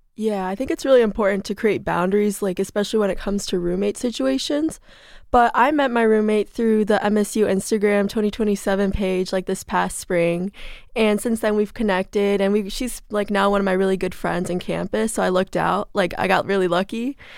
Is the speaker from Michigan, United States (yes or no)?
yes; South Lyon, Michigan, United States; I'm from South Lime, Michigan, which is about fifty minutes from here